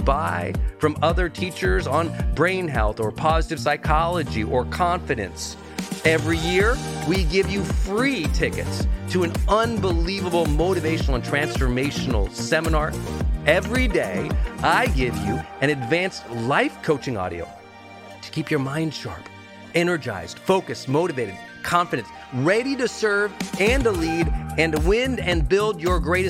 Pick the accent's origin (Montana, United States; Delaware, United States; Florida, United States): Montana, United States; moved away as an adult; I'm from Montana, right? I'm from this tiny Irish mining town that was economically depressed for a century by the time I got there. And my parents, you know, raising us four kids